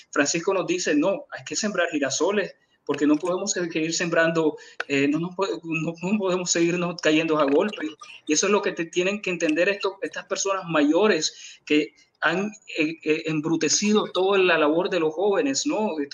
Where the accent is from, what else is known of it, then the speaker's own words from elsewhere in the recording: Nicaragua; me tenía que incluir a mí mismo porque yo soy nicaragüense.